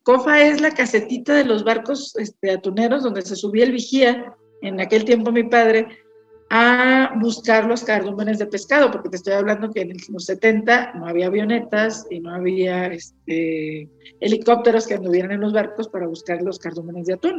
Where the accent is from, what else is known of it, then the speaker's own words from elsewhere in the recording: Mexico; como mexicanos